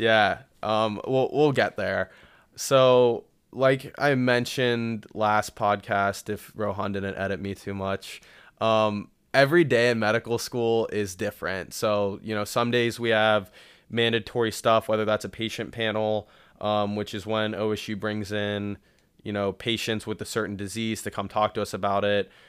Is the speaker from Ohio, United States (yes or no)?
yes; Columbus, Ohio, United States; I was born and raised in Columbus